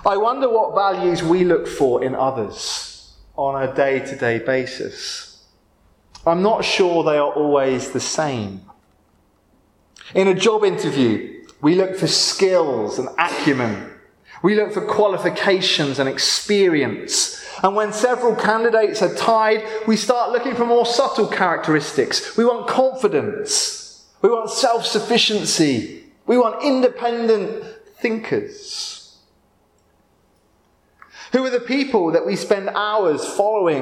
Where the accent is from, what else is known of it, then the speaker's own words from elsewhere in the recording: Windsor, South East England, United Kingdom; also born or lived in London; I grew up near Windsor Castle